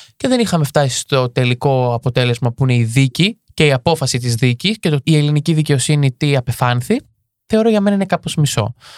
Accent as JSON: {"language": "Greek", "town": "Marousi", "region": "Attica", "country": "Greece", "tie": "born or raised there", "said": "γεννήθηκα έτσι στην, στην Αττική, στο Μαρού συγκεκριμένα"}